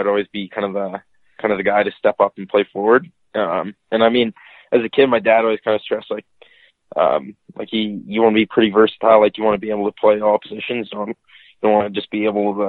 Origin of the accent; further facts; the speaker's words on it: Red Deer, Alberta, Canada; Red Deer, Alberta.